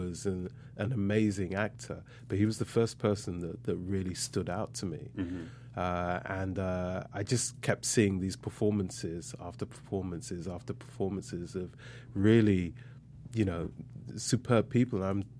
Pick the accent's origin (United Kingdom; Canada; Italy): United Kingdom; London; also born or lived in Grenada; I was born in London.